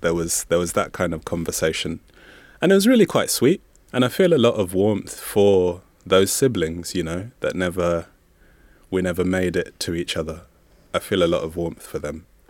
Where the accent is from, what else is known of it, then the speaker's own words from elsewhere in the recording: Zambia; first language Bemba; English is a second language; I'm from Zambia, and so there's no separation between, there's no separation between siblings and cousins